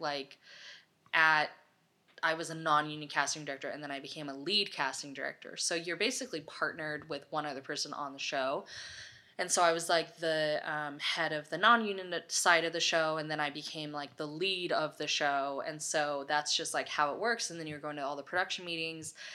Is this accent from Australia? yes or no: no; Los Osos, California, United States; moved away as an adult; also born or lived in Los Angeles; I grew up in Los Osos, California, with, like, ten thousand people